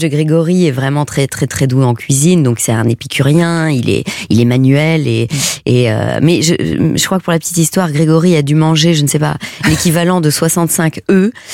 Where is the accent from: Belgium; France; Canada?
Belgium; je suis belge, hein, je viens d'un petit village de 600 habitants, donc moi mon enfance c'était euh, courir à pieds nus dans l'herbe